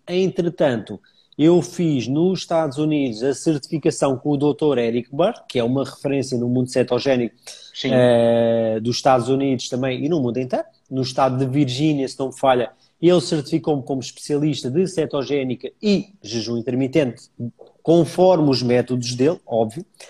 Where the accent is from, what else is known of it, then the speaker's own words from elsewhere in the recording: Almada, Lisbon, Portugal; also born or lived in Paris; Eu sou da Almada, portanto fica sensivelmente a 10 km de Lisboa